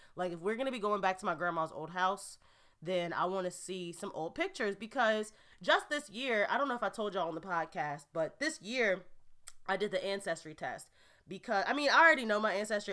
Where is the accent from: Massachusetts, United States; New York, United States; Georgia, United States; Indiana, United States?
Indiana, United States; Gary; now in New Jersey, United States; I haven't been back to my hometown of Gary, Indiana, since my grandmother's funeral six years ago